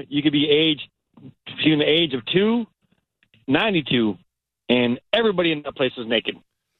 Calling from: North Port, Florida, United States; I'm calling from Northport, Florida.

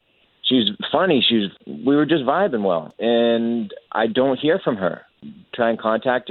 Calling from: Orlando, Florida, United States; I'm calling you from Waterford Lakes.

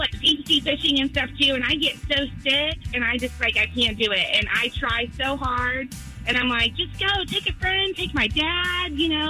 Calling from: Longwood, Florida, United States; I'm calling from Longwood, Florida.

